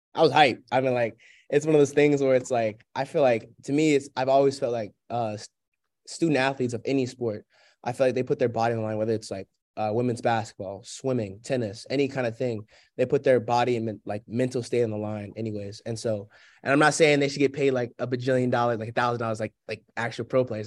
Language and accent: English; Sewanee, Tennessee, United States; moved away as an adult; now in Spartanburg, United States; my hometown of Sewanee